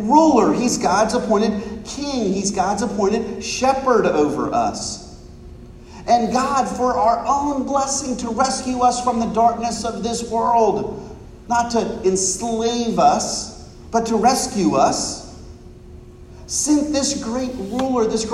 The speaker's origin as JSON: {"language": "English", "country": "United States", "said": "I'm an American"}